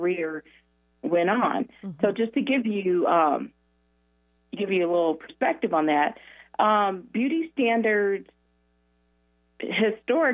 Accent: Denver, Colorado, United States; I grew up in Denver

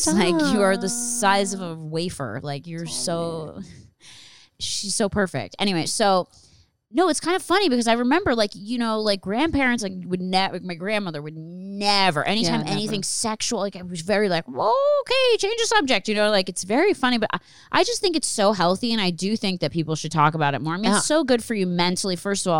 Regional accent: Philadelphia, Pennsylvania, United States; born or raised there

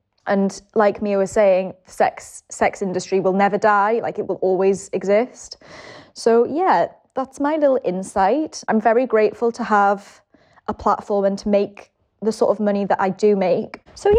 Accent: England, United Kingdom; So I'm …. I'm 33. I'm English.

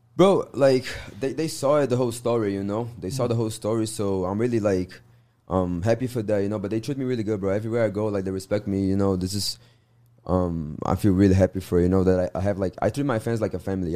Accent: Minas Gerais, Brazil; English is a second language; moved away as an adult; now in United States; I'm from Minas Gerais, terra do queijo, família

